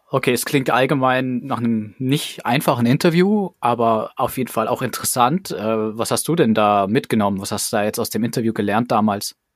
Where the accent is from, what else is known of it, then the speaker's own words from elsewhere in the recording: Germany; als Deutscher